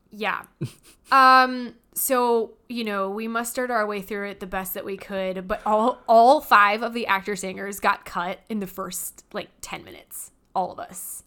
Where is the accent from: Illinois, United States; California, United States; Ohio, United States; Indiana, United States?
California, United States; Hemet; moved away; Originally, I am from California. I'm from this little teeny tiny town called Hemetz.